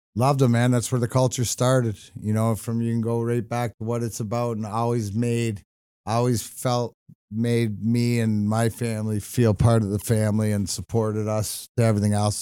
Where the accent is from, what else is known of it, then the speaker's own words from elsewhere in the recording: Burnaby, British Columbia, Canada; now in Michigan, United States; I was born in Burnaby